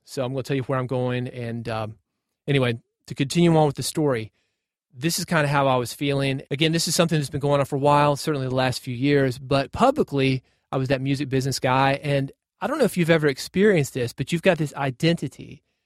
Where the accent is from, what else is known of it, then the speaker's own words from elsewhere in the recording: Nashville, Tennessee, United States; I grew up in Nashville. born in Nashville